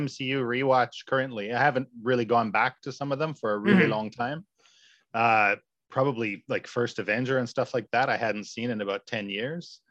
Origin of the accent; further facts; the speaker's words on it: Whitehorse, Yukon, Canada; moved away as an adult; now in Japan; our hometown because we lived very far north. I'm from Whitehorse, Yukon in Canada, very far north